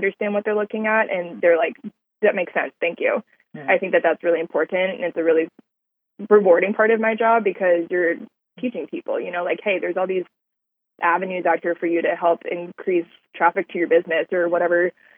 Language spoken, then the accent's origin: English; Texas, United States; also born or lived in California / Minnesota (parents); now in Houston, United States; I was born in California. I moved to Texas when I was 8